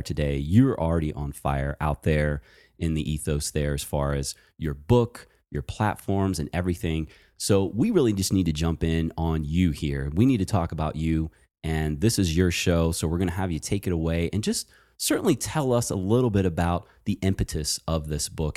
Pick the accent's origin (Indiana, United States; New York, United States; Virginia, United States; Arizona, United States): Virginia, United States; moved away; also born or lived in Baltimore; I actually am a Virginia boy. So I was born and raised in Virginia